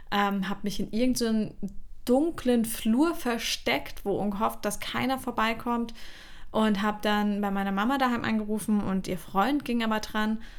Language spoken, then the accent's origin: German; Bavaria, Germany; also born or lived in Mainz; da wo wir auch, äh, unsere Familie auch ursprünglich herkommt. Und als ich klein war, sind wir eben in die Nähe von München gezogen.